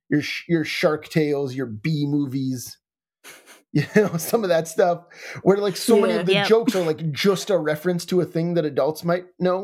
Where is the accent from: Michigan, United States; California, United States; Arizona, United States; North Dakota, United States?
North Dakota, United States; And I'm from North Dakota, so it's a big hockey state, you know, and all that.